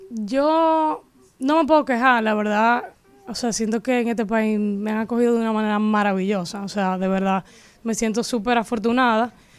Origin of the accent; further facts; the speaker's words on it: Dominican Republic; accent: Dominican; era dominicana